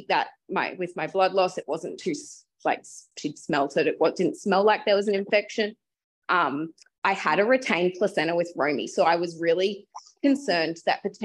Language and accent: English; Brisbane, Queensland, Australia; I am from Brisbane